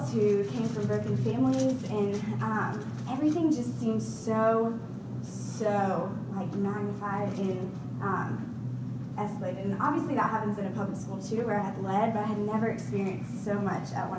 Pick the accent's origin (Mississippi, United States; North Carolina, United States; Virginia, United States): North Carolina, United States; Raleigh; moved away as an adult; also born or lived in Charlotte, North Carolina; I'm originally from Raleigh, went to the high school in there